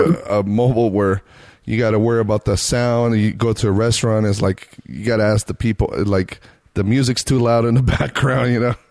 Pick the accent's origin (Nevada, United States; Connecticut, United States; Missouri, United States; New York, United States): Nevada, United States; Reno; now in Las Vegas, United States; me and my girl we grew up in Reno, Nevada